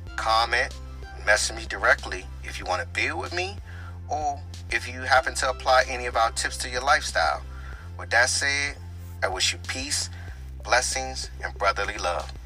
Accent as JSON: {"language": "English", "area": "Prince George's County", "region": "Maryland", "country": "United States", "tie": "born or raised there", "lives_now": "Washington, D.C., United States", "said": "I was born in Southeast Washington, D.C., and I was raised in the heart of Prince George's County, Maryland"}